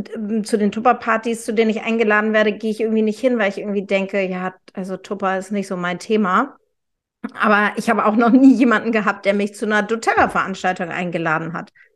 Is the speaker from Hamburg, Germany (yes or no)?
yes; Hamburg, Germany; Ich bin ja Hamburgerin